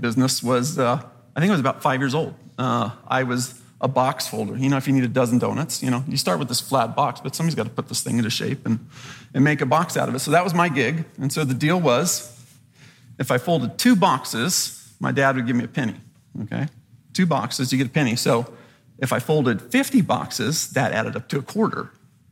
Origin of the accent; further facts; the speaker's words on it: Southern California, United States; I grew up in Southern California